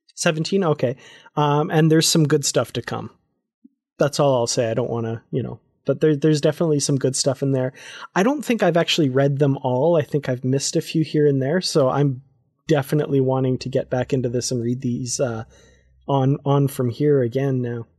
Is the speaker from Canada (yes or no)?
yes; Grande Prairie, Alberta, Canada; I'm there from Grand Prairie, Alberta, Canada